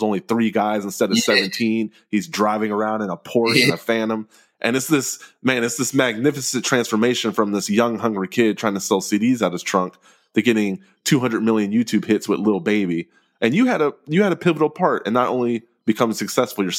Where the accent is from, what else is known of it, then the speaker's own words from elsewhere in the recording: Texas, United States; my Texas high school